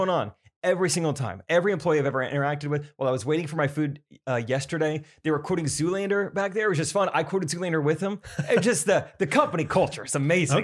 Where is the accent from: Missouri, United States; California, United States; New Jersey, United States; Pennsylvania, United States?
Missouri, United States; Strafford; I'm from Stratford